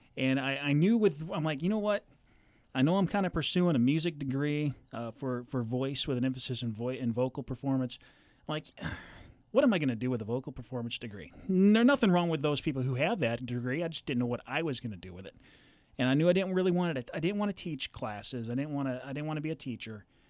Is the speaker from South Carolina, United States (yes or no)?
no; Southern California, United States; moved away as an adult; also born or lived in Colorado; now in Central Illinois, United States; I grew up in Southern California